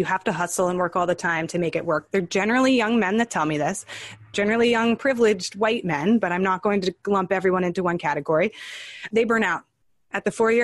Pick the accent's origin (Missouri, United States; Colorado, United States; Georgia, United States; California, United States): California, United States; now in New York City, United States; I spent a lot of my life in California, but I'm based in New York City.